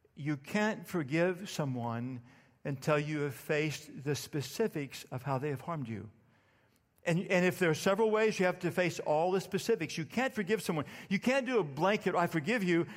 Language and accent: English; Starr County, Texas, United States; I grew up in Starr County, Texas, deep South Texas